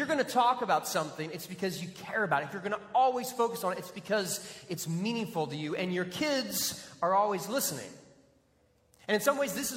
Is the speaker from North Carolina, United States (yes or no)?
no; Texas, United States; also born or lived in Florida; being a Texan